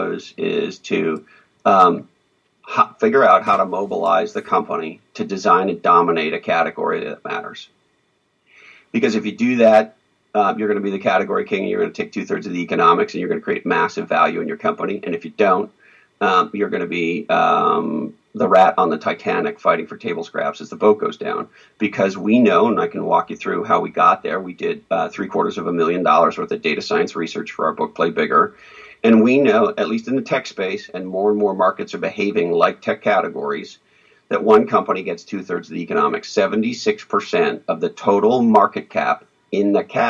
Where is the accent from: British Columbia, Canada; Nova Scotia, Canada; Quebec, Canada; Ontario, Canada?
Quebec, Canada; Montreal; I grew up in Montreal, Canada